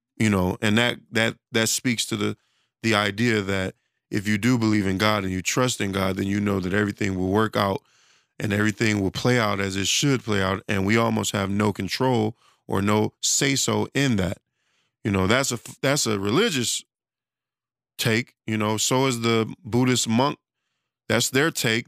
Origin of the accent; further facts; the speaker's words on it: Detroit, Michigan, United States; I'm from Detroit